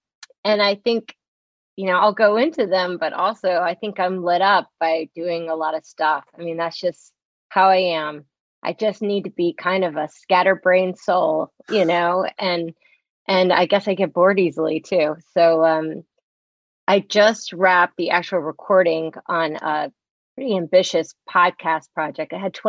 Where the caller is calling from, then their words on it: Maplewood, New Jersey, United States; In the fair hamlet of Maplewood, New Jersey, which is, you know, surrounded by maples.